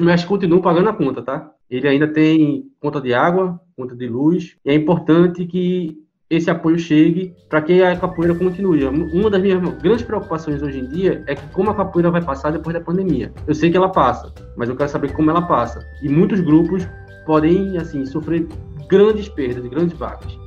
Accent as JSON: {"language": "Portuguese", "town": "Recife", "region": "Pernambuco", "country": "Brazil", "said": "sou do Recife, eu faço capoeira aqui em Pernambuco"}